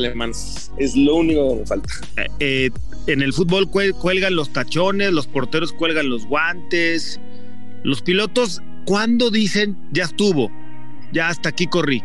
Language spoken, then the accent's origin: Spanish; Mexico City, Mexico; Yo soy de la Ciudad de México